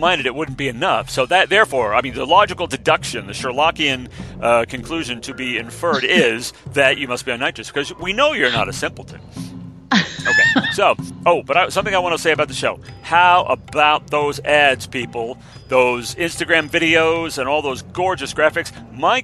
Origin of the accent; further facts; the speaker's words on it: United States; we vulgarians in America